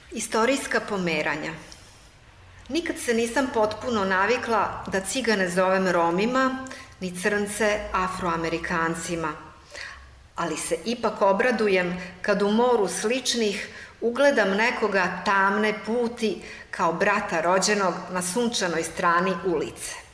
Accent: Zmajevo, Vojvodina, Serbia; first language Hungarian; Croatian is a second language; also born or lived in Vrbas; nakon toga se mi preseljavamo iz Vrbasa u Zmajevo i polazim u školu nešto ranije, sa šest i po godina, i ja sam insistirala da želim da idem u srpsku školu.

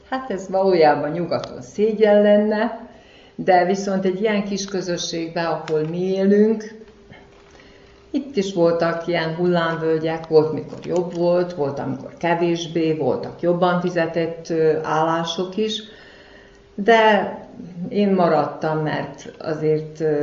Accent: Kishegyes, Vojvodina, Serbia; igazi kishegyesnek tartom magam, mivel itt születtem. Amíg dolgoztam, itt helyben dolgoztam, és mai napig itt élek, itt lakom.

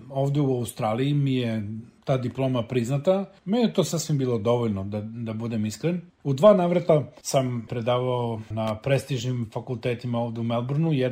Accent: Aleksinac, Nišava District, Serbia; moved away as an adult; also born or lived in Niš / New Zealand; ja sam rođen u Aleksincu. Odrastao sam na Lesinačkom rudniku u velikoj porodici dedom Jovanom i nanom Milicom

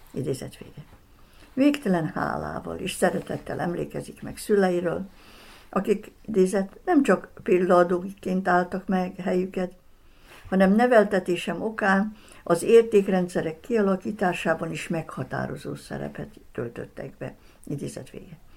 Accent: Sombor, Vojvodina, Serbia; szülővárosom Zombor, néhány kulturális rendezvény, valamint a színjátszás feltétel nélküli szeretetének az összefüggésében.

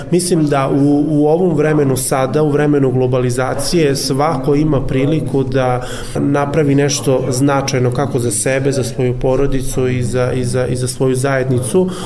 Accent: Vojvodina, Serbia; ja sam iz Vojvodine, iz malog sela dolazim

